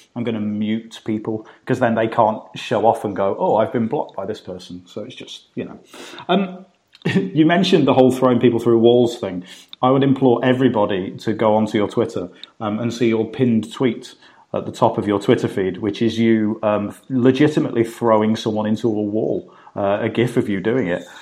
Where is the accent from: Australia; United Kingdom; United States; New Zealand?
United Kingdom; as a British person, as an outsider looking into America